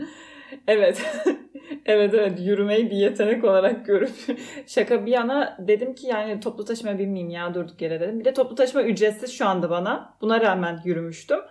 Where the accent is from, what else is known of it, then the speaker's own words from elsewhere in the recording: Fethiye, Muğla, Turkey; ben de Fethiye'liyim